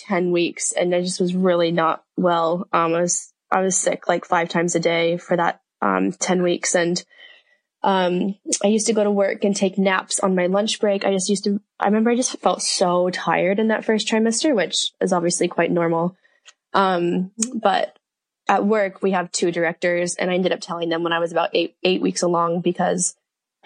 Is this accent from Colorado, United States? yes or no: yes; Colorado, United States; moved away as an adult; also born or lived in Australia / Auckland, New Zealand; now in Mount Maunganui, New Zealand; I am originally from the States. So I'm from Colorado, and I moved to New Zealand